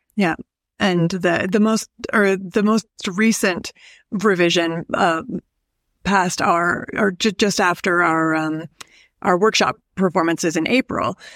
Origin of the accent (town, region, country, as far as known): Canada